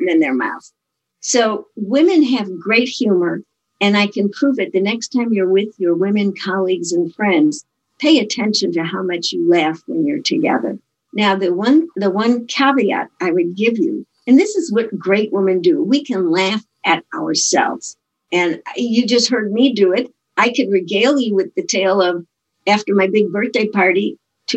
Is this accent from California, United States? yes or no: no; Chicago, Illinois, United States; I'm from Chicago